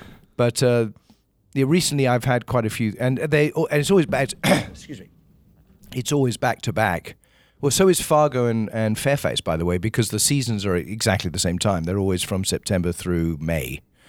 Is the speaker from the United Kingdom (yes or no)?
yes; England, United Kingdom; born there; So, but I was born in England.